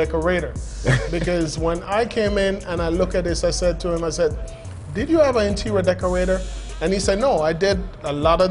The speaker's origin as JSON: {"language": "English", "region": "New York", "country": "United States", "said": "I'm a New Yorker, you know"}